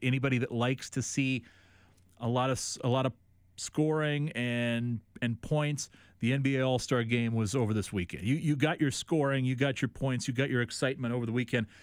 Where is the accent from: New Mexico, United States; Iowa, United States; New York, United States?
Iowa, United States; here in what has always been, to me, my hometown